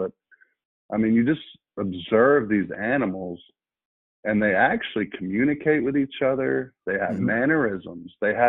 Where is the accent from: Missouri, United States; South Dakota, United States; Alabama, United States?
Alabama, United States; also born or lived in California / New Jersey / North Carolina; I was born in Alabama, moved to California, moved to Jersey, moved to North Carolina, and then back to Alabama all by the age of 15.